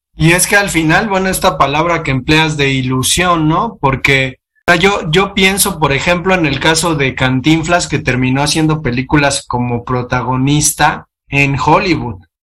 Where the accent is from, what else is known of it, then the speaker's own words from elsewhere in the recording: Mexico; nosotros como mexicanos